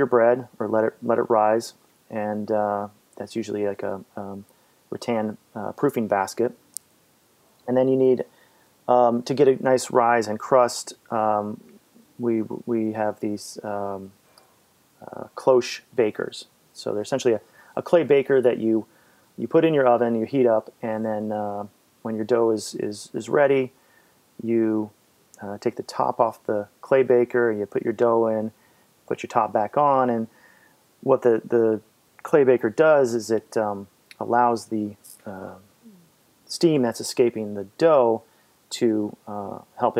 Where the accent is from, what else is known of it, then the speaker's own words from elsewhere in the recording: Fairfield, Iowa, United States; moved away; I grew up in Fairfield